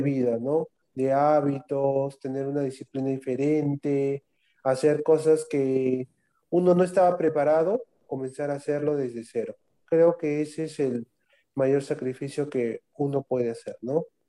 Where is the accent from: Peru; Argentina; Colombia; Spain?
Peru; Arequipa; moved away as an adult; yo vengo de la Ciudad Blanca y he dejado ahí familia, amigos, trabajo, toda una vida ya hecha